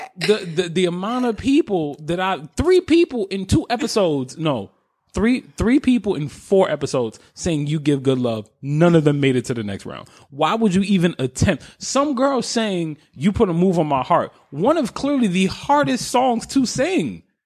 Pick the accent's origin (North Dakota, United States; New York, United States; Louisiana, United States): New York, United States; being a New Yorker